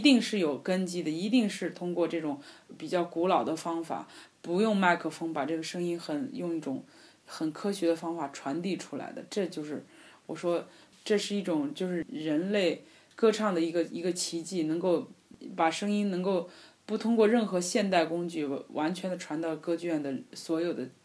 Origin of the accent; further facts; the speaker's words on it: China; 虽然我是一个中国人，可是呢，呃，我会说意大利语